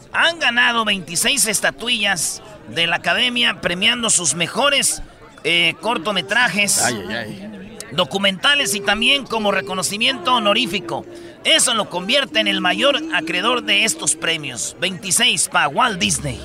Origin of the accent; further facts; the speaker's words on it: Michoacán, Mexico; Yo soy de Michoacán y allá les decimos espadas